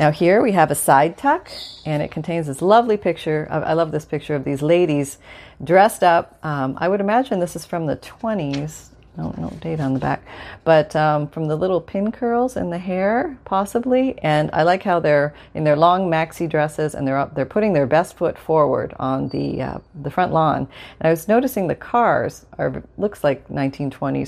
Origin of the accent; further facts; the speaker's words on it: Canada; moved away; where I grew up in Canada.